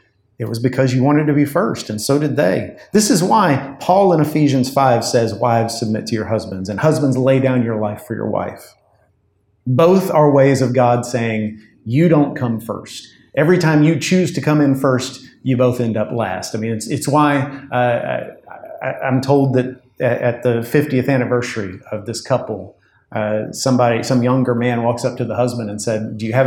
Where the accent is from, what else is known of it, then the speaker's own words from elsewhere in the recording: United States; being an American